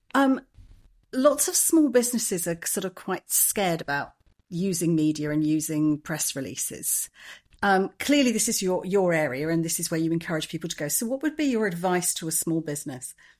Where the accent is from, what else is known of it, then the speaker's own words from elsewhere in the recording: England, United Kingdom; I'm English